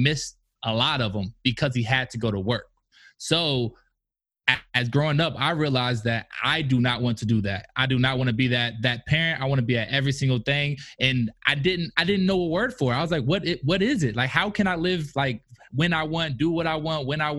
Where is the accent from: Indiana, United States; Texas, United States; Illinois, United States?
Indiana, United States; Indianapolis; moved away; also born or lived in Kentucky; I'm originally from Indianapolis, Indiana